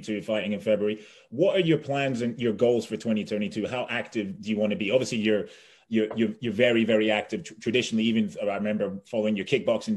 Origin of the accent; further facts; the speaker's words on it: England, United Kingdom; I'm obviously English of Zambian descent